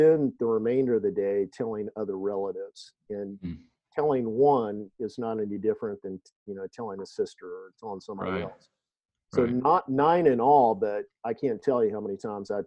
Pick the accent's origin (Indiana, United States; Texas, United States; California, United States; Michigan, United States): Indiana, United States; moved away as an adult; where my wife and I grew up in Indiana